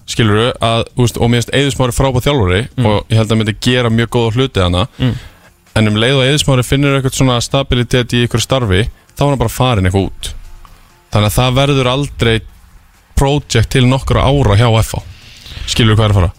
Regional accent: Iceland; ég er frá Íslandi

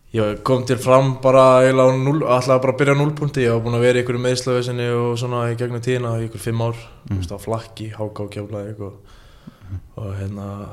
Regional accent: Iceland; ég er frá Ólasík

